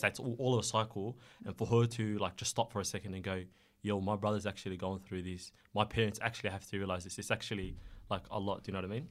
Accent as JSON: {"language": "English", "town": "Melbourne", "region": "Victoria", "country": "Australia", "tie": "born or raised there", "also_born_or_lived": "Somalia", "said": "I've been living in Melbourne ever since"}